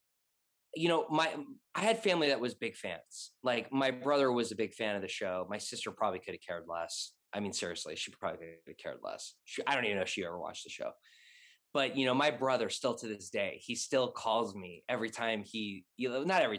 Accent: Los Angeles, California, United States; I'm born and raised in LA.

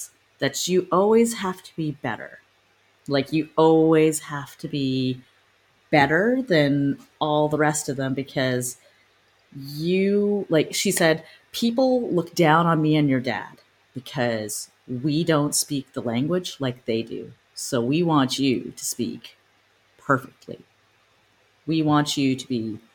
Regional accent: Newmarket, Ontario, Canada; now in Los Angeles, United States; technically I was born and raised in Newmarket, Ontario, which is just north of Toronto.

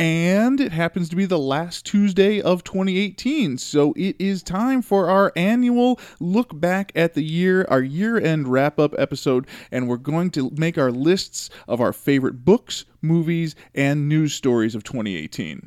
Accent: Chicago, Illinois, United States; I grew up in Chicago listening to the radio

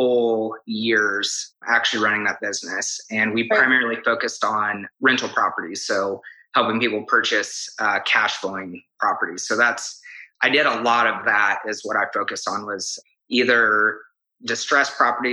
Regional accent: Kansas, United States; moved away as an adult; also born or lived in Texas; now in Oklahoma City, United States; originally from Kansas and I moved to Oklahoma City in 2012

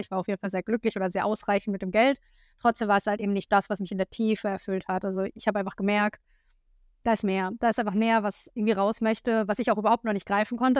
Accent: a small village near Hanover, Lower Saxony, Germany; moved away as an adult; also born or lived in Berlin; wieder in meinem alten Kinderzimmer unterwegs. Ähm, das ist in der Nähe von Hannover, auf einem ganz kleinen Dorf. Da komme ich ursprünglich her

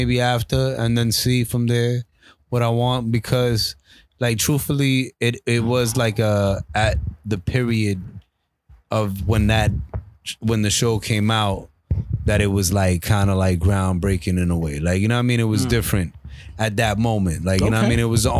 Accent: Brooklyn, New York, United States; accent: Brooklyn; Like, you know, I'm from Brooklyn, B. And people be like, yo, that sound like a Brooklyn dude right there.

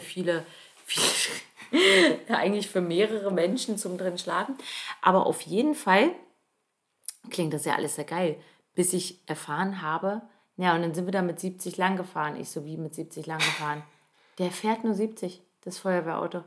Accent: Northern Germany, Germany; moved away as an adult; also born or lived in Halle an der Saale, Saxony-Anhalt; im Norden von Deutschland, wo ich aufgewachsen bin

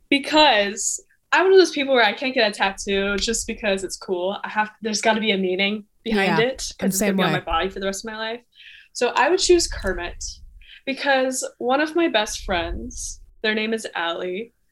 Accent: Canada; And you have to eat the cereal with bagged milk because I'm Canadian.

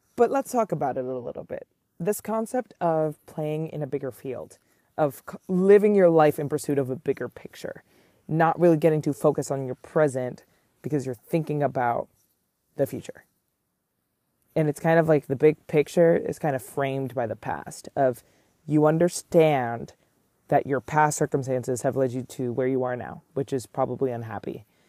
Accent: New York City, New York, United States; I am born and raised in Manhattan

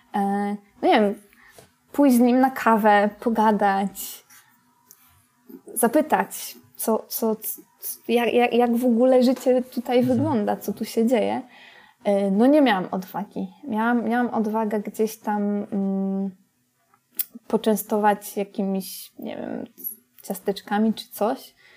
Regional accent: Poland

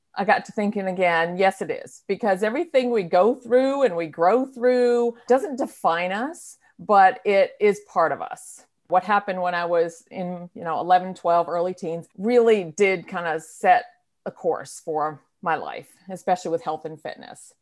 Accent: New Hampshire, United States; moved away as an adult; now in North Carolina, United States; I moved to North Carolina from, from my home state of New Hampshire

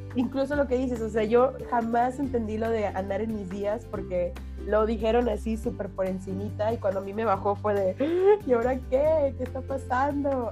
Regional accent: Monterrey, Nuevo León, Mexico; soy regia.

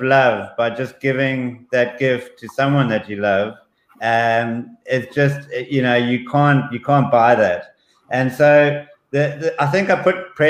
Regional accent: South Africa; also born or lived in Zambia; I was born in Zambia, and we moved to South Africa at an early age.

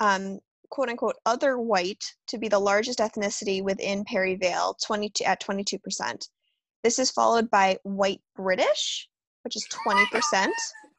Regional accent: United States; as an American

